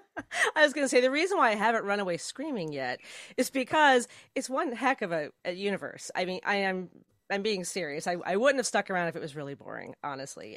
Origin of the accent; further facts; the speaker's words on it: New Jersey, United States; I'm originally from New Jersey, and uh, and yeah, South Jersey more.